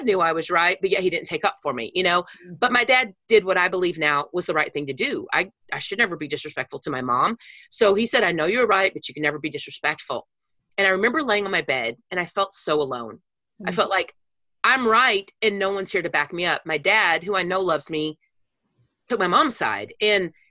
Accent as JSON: {"language": "English", "town": "Wichita Falls", "region": "Texas", "country": "United States", "tie": "born or raised there", "said": "I grew up in Wichita Falls, Texas."}